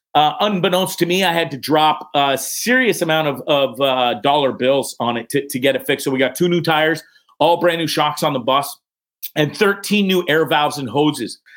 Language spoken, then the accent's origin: English; Orillia, Ontario, Canada; moved away as an adult; I'm Canadian. Sold my house in Canada, in Aurelia, Ontario